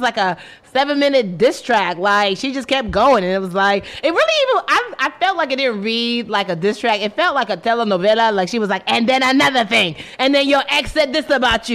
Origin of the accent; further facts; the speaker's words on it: Nigeria; I am Nigerian